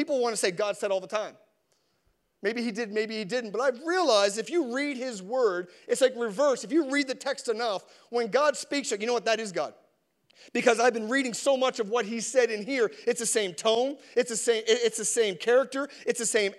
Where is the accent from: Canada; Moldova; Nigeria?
Canada; as a Canadian